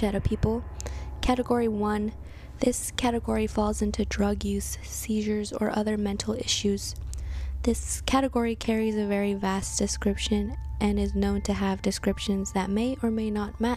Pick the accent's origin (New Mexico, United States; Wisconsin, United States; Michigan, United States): New Mexico, United States; Santa Fe; born and raised in Santa Fe, New Mexico